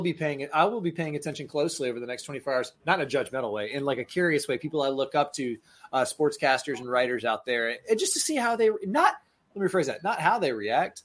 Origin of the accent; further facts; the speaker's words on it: Tallahassee, Florida, United States; I grew up in Tallahassee, Florida